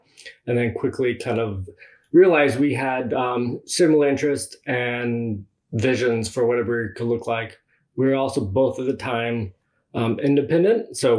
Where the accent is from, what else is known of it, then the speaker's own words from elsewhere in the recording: Texas, United States; moved away as an adult; also born or lived in Austin, Texas; now in Washington, United States; I grew up in Texas and then moved to Austin, Texas after graduating from college